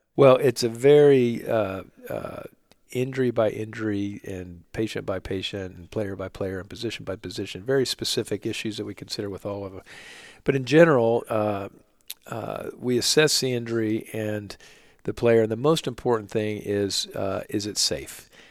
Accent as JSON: {"language": "English", "region": "Oklahoma", "country": "United States", "also_born_or_lived": "New York", "moved": "as an adult", "lives_now": "Charlotte, United States", "said": "I'm from Oklahoma originally."}